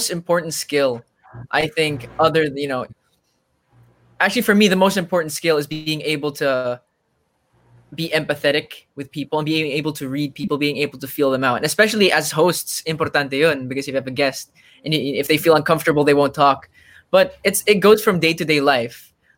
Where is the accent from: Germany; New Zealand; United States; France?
Germany; I grew up in Germany with a lot of different, you know, people from different, like from different backgrounds, different races, rich, poor. All my friends, like none of them had the same nationality. So I was the only Filipino.